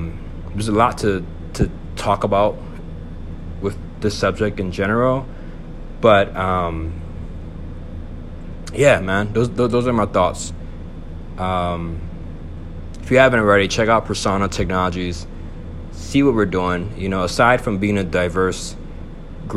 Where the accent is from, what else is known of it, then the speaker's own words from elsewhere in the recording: Buffalo, New York, United States; also born or lived in Bronx, New York; I'm a Puerto Rican male from Buffalo, New York. I was raised there.